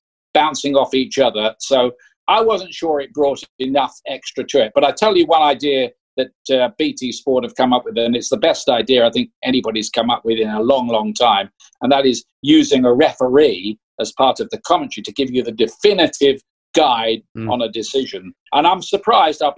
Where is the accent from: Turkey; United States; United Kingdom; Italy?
United Kingdom; Portsmouth, South East England; I was born in Portsmouth.